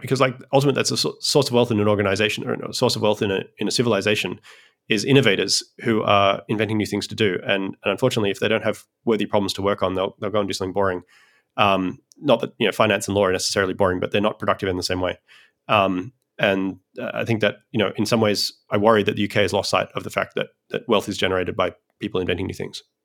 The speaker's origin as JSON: {"language": "English", "country": "Australia", "moved": "yes", "lives_now": "United States", "said": "I'm a Australian originally who migrated to the United States"}